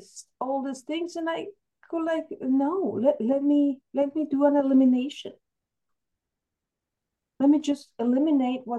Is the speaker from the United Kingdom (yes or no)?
no; El Salvador; moved away; I grew up in El Salvador